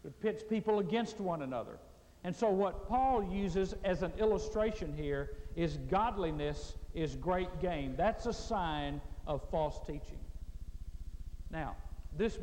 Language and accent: English; Mississippi, United States; I was raised in Mississippi